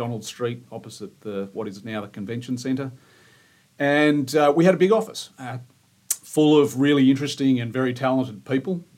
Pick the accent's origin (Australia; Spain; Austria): Australia; Queenscliff, Victoria; I grew up in Queenscliff